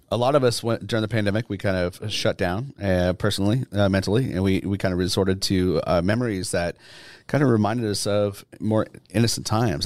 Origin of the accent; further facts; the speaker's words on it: Southern New Hampshire, United States; moved away; I am from Southern, uh, Southern New Hampshire